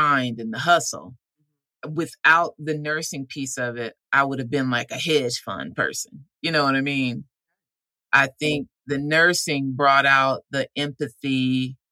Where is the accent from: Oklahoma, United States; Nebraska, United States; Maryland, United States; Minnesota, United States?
Nebraska, United States; Omaha; moved away as an adult; I'm from Omaha, Nebraska. I was born there